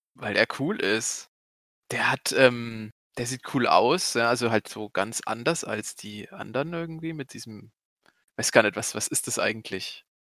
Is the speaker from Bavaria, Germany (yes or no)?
yes; Goldbach, Bavaria, Germany; ich komme aus Goldbach